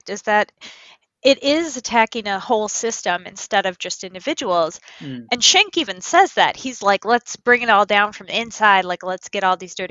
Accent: Midwest, United States; accent: Midwest; my Midwest accent

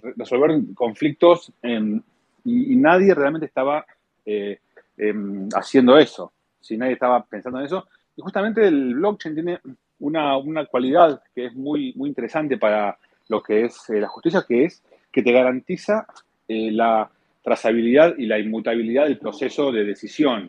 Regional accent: Argentina; yo soy argentino y bueno, como los argentinos fuimos criados en un entorno em, de, de, bueno, de inflación

